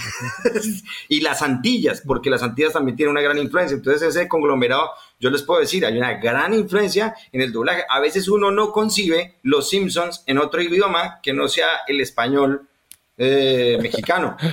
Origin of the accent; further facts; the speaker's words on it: Colombia; yo como colombiano estoy en los suburbios